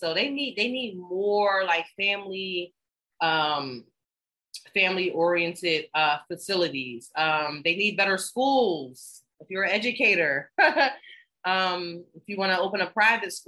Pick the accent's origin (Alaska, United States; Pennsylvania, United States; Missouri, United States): Pennsylvania, United States; Philadelphia; moved away as an adult; also born or lived in Washington, District of Columbia, United States; now in Ghana; I'm from Philadelphia and DC